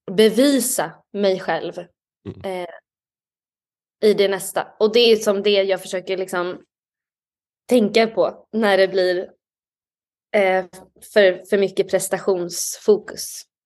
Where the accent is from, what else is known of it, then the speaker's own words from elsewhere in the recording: Stockholm, Stockholm County, Sweden; Jag är från Stockholm. Jag är uppvuxen i Stockholm